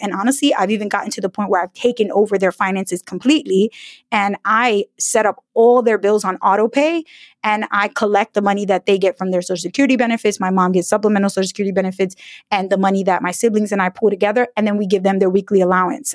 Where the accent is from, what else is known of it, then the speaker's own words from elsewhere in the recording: New York City, New York, United States; growing up in an immigrant family in New York City